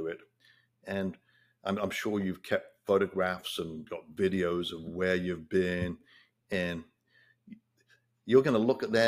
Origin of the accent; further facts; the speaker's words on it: England, United Kingdom; now in United States; growing up in England